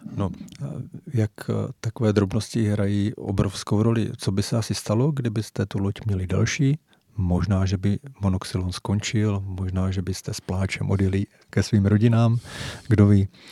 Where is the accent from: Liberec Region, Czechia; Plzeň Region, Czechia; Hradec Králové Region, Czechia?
Hradec Králové Region, Czechia; Jaroměř; oba pocházíme z Jaroměře a věřte, nevěřte, eh, známe se už od samého dětství